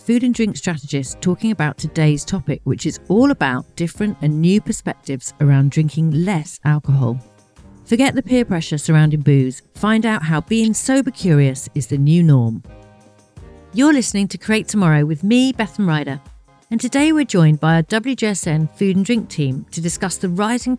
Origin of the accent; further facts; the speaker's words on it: United Kingdom; as a British Gen X who lived through the 90s